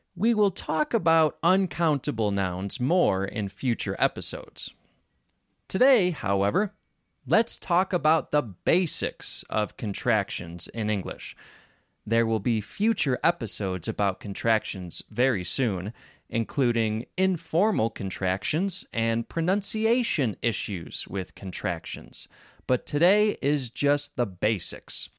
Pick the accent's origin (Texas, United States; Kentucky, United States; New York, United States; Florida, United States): New York, United States; Rochester; accent: American; I grew up in Rochester, New York. Rochester has their own accent.